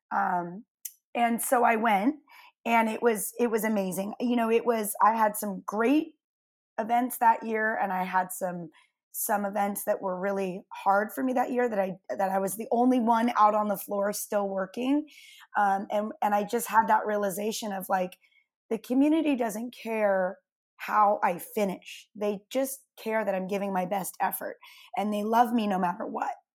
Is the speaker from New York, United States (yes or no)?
no; California, United States; also born or lived in Santa Cruz, California; I grew up in Lake Tahoe until I was a sophomore